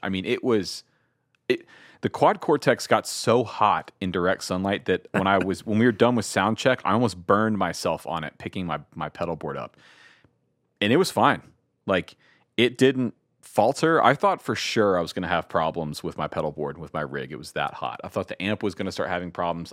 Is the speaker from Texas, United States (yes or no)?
no; Georgia, United States; I grew up in Georgia